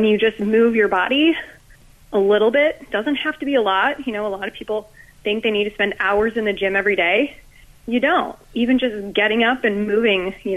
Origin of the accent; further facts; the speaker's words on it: Ohio, United States; moved away as an adult; now in Florida, United States; So I grew up in Ohio and just recently moved down here to Florida